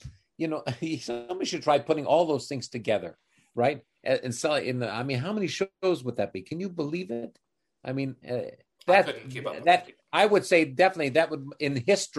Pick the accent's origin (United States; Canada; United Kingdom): Canada; as a Canadian